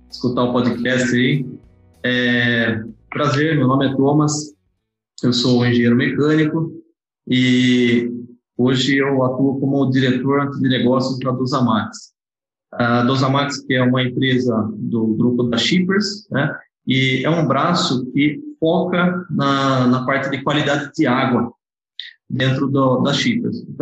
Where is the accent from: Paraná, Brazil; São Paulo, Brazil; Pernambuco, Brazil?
São Paulo, Brazil; Amparo; now in Bragança Paulista, Brazil; eu sou de Amparo, né, uma cidade do interior de São Paulo. É, mas hoje eu moro numa cidade chamada Bragança Paulista. E eu sou formado na Universidade de São Francisco.